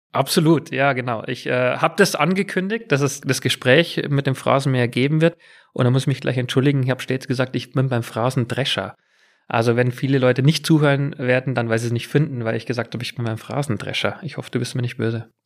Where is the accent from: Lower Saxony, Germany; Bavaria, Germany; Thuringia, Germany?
Bavaria, Germany; near Munich; born or raised there; accent: Bavarian; moved away as an adult; also born or lived in England